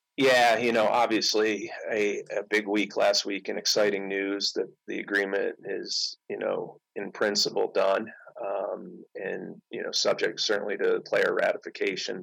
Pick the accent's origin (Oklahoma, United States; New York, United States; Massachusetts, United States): New York, United States; Syracuse; I grew up in outside Syracuse